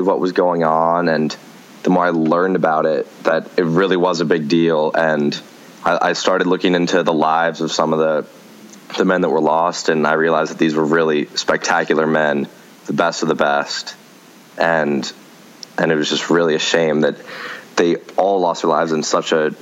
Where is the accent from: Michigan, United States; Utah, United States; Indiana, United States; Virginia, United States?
Virginia, United States; McLean; my hometown of McLean, Virginia